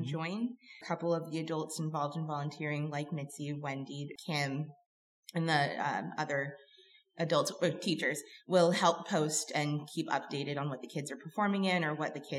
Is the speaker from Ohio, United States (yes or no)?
no; Bakersfield, California, United States; growing up in Bakersfield, California